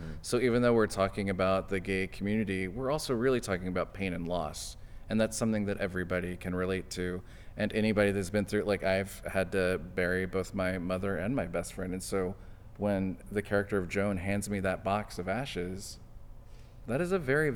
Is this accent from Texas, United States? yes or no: yes; West Texas, United States; now in New York, United States; I grew up in West Texas